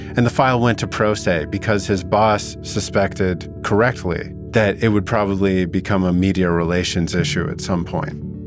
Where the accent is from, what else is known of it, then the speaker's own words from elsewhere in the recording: Vernon, British Columbia, Canada; my hometown was the perfect setting for two boys with something to hide. Vernon's not just a generous town